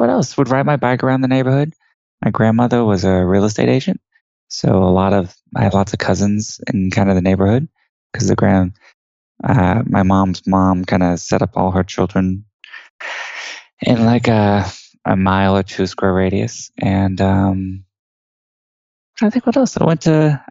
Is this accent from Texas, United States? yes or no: yes; Houston, Texas, United States; I was born and raised in Houston, Texas, which is actually where I'm talking to you from today